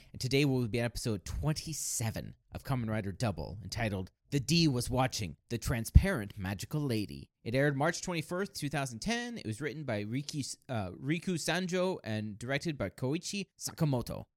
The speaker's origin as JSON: {"language": "English", "country": "United States", "said": "as an American"}